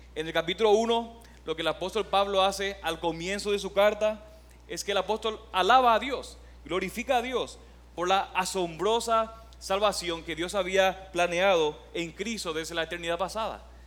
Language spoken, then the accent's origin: Spanish; Paraguay; moved away as an adult; also born or lived in Oklahoma; now in Puerto Rico; soy de Paraguay